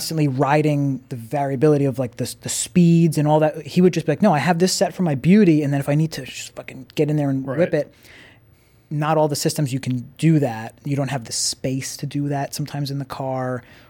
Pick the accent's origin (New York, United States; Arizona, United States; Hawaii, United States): New York, United States; Long Island; I'm from Long Island.